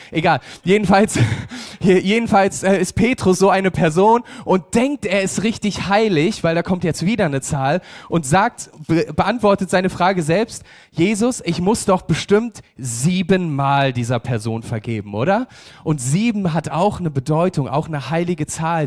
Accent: Germany; als Deutsche

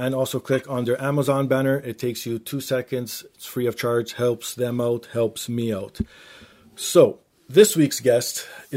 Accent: Canada; being Canadian

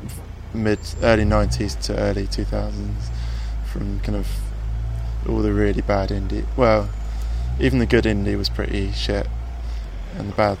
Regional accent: Chesham, South East England, United Kingdom; I grew up in Buckinghamshire. My parents still live there

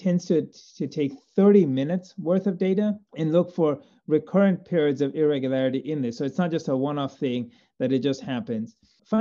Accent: Zambia; moved away as an adult; now in United States; Growing up in Zambia and doing medical school there

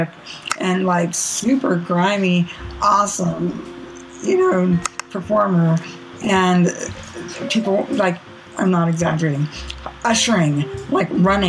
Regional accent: Bay Area, California, United States; I grew up in the Bay Area

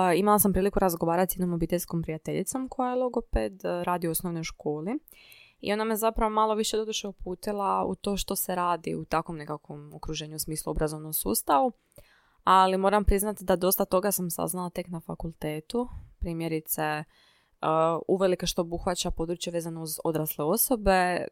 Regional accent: Zadar, Zadar County, Croatia; born or raised there; moved away as an adult; now in Zagreb, Croatia

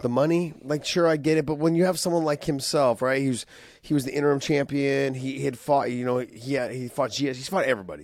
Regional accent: San Jose, California, United States; here in San Jose, in my hometown

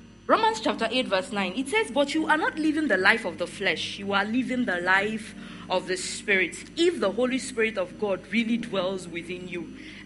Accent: the East, eastern Nigeria, Nigeria; also born or lived in Benin City, Nigeria / Warri, Nigeria; now in Lagos, Nigeria; I am an Igbo girl. I grew up in the East. I went to school in Benin. And then I stayed a bit in Warri, and then I moved to Lagos

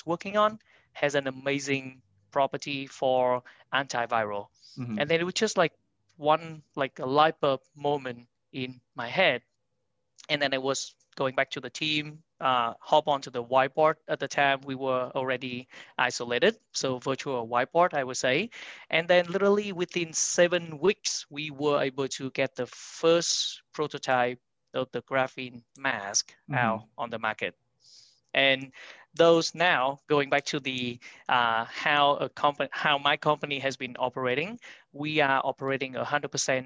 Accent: Vietnam; moved away as an adult; now in New York City, United States; I'm born and raised in Vietnam

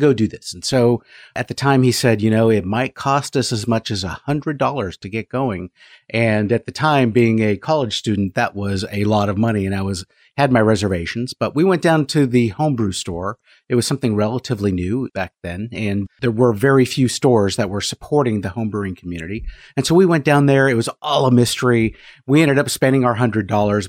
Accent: San Francisco Bay Area, California, United States; moved away as an adult; now in Apex, United States; I grew up in the San Francisco Bay Area

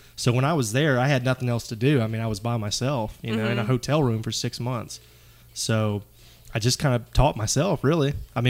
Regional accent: Graceville, Florida, United States; moved away as an adult; also born or lived in Gainesville, Florida; now in Dothan, United States; I'm from Northwest Florida, Graceville.

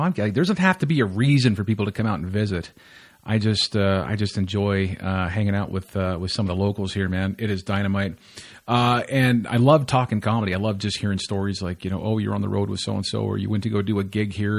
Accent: Texas, United States; also born or lived in Mexico; now in Canada; I'm originally from the States. I'm second generation Texican

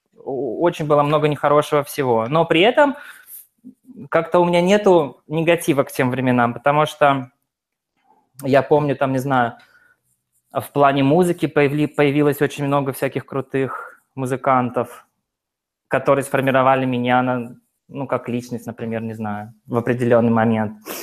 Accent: Yekaterinburg, Sverdlovsk Oblast, Russia; я из Екатеринбурга

